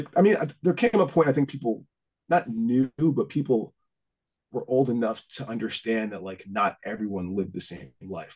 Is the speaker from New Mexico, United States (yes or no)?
no; Huntington, New York, United States; also born or lived in Greenlawn; now in New Jersey, United States; I grew up in Huntington for the most part